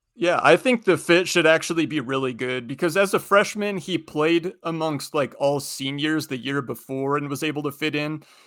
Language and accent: English; Spokane, Washington, United States; I'm from Spokane, so I, I'm a Gonzaga fan